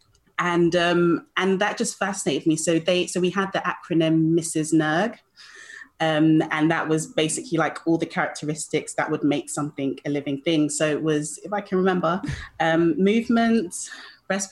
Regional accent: London, United Kingdom; accent: British; Born and raised in London in the UK

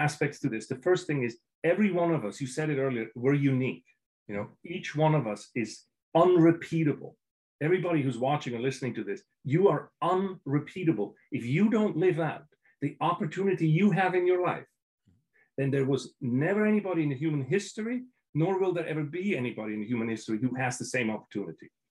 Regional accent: Switzerland; moved away; I'm from Switzerland, I'm European

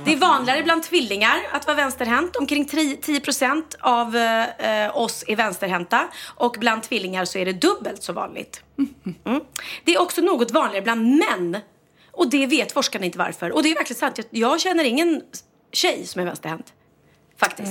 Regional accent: Sweden; jag är svensk

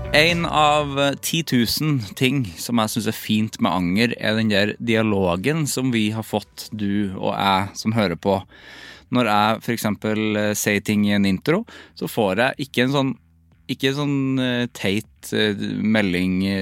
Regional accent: Trøndelag, Norway; vi har jo en trønderklubb

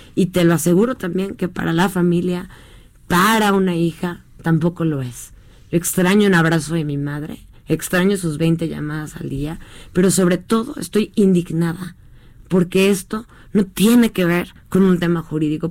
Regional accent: Mexico; como ciudadana mexicana que soy

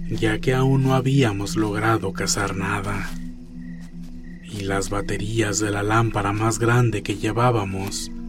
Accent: Santa Ana, Oaxaca, Mexico; Como les venía diciendo, somos de Oaxaca. Mi pueblo se llama Santa Ana.

